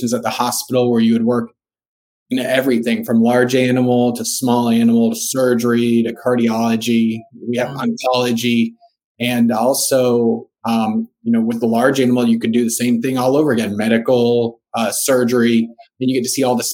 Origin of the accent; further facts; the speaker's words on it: Miami, Florida, United States; moved away as an adult; also born or lived in Jacksonville, Florida; I grew up in South Florida